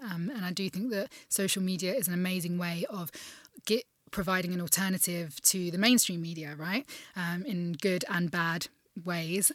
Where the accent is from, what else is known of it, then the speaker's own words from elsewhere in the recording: United Kingdom; as a Brit